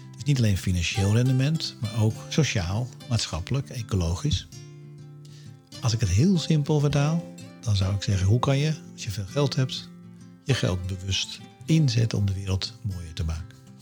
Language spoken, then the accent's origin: Dutch; Alkmaar, North Holland, Netherlands; Ik kom zelf uit Alkmaar, daar hebben we de vesting.